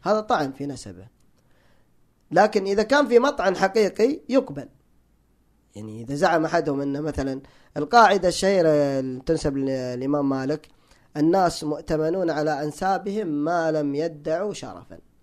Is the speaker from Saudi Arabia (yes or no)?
yes; Hejaz, Saudi Arabia; انا تعصب حجازي هناك في الحجاز